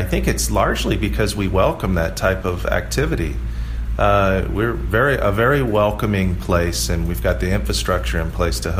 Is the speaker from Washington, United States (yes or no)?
no; Oahu, Hawaii, United States; growing up on Oahu